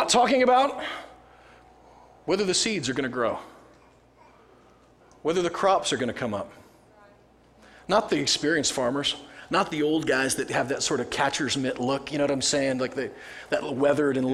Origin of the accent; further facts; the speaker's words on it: Nebraska, United States; now in College Grove, United States; I grew up in Nebraska, and of course, like we joke, I live in College Grove.